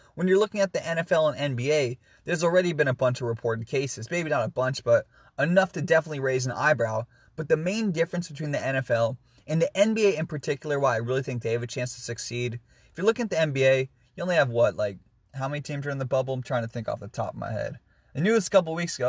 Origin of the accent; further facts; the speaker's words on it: Washington, United States; my home state of Washington